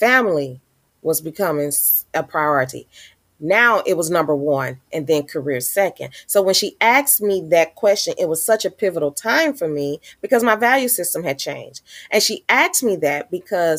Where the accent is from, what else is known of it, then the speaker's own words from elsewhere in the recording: St. Louis, Missouri, United States; I was born and raised here in St. Louis, Missouri.